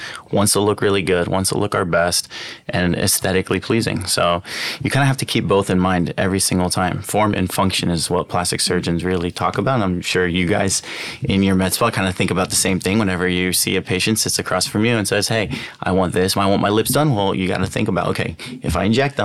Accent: Baltimore, Maryland, United States; moved away as an adult; also born or lived in Toronto, Canada / Alabama / New York; now in Los Angeles, United States; And then our family kind of landed in Maryland. And that's where we did middle school, high school, and grew up there

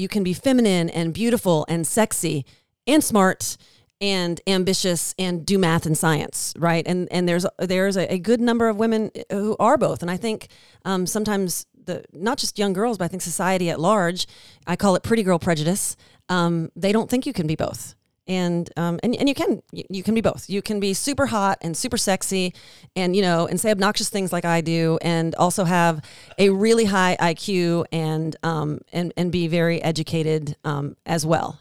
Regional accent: Washington, District of Columbia, United States; moved away as an adult; now in Nashville, United States; I grew up in Washington, D C

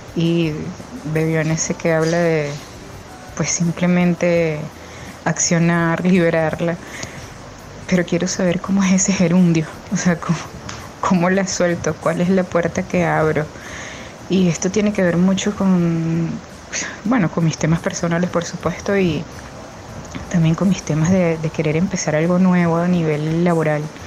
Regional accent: Venezuela; now in Málaga, Spain; soy venezolana viviendo en España, Málaga

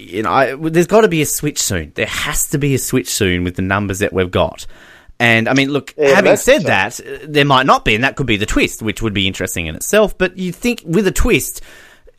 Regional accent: Australia; we're Australian.

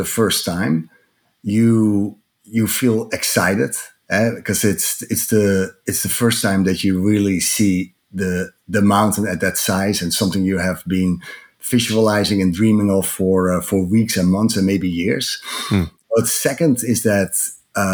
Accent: Amsterdam, North Holland, Netherlands; English is a second language; moved away as an adult; now in United States; In my accent, you can hear that I'm not originally American. I'm from Amsterdam, but moved 15 years ago

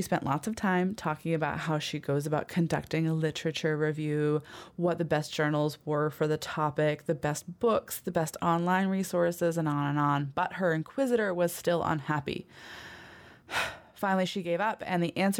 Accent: New Hampshire, United States; moved away; I'm originally from New Hampshire. I grew up here, but it's been about 20 years since I left

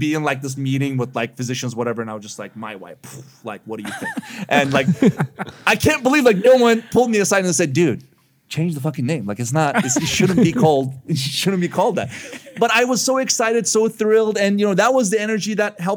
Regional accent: Istanbul, Turkey; moved away as an adult; also born or lived in Chicago; I was born and raised in Istanbul, Turkey, but I ended up in college in Chicago

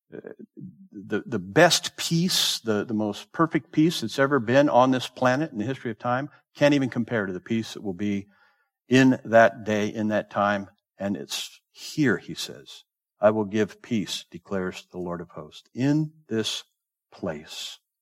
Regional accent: Southern California, United States; also born or lived in the South / Bay Area; I grew up in Southern California.

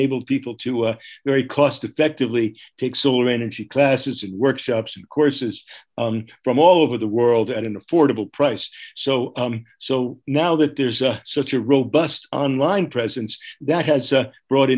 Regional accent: New Jersey, United States; moved away as an adult; also born or lived in New York City / Massachusetts; now in Paonia, United States; I grew up in New Jersey. I was born in New York City, went to school in Massachusetts for a while

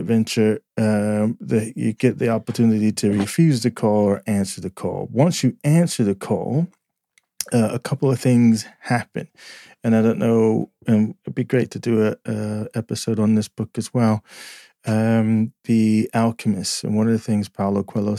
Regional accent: United States; moved away as an adult; now in United Kingdom; I'm American

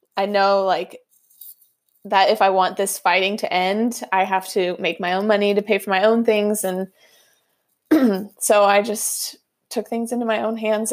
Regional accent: outside of Sacramento, California, United States; also born or lived in Hawaii / Florida; this is where I grew up

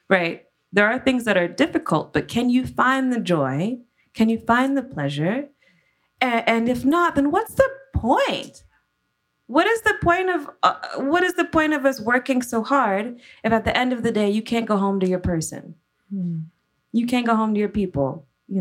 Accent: Louisiana, United States; I'm from Louisiana, but really we're more Spanish than French

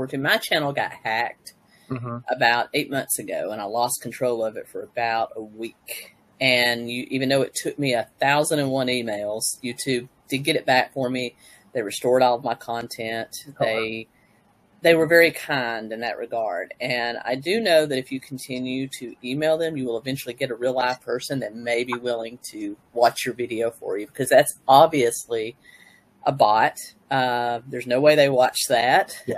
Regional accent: Tennessee, United States; I hail from Tennessee, USA.

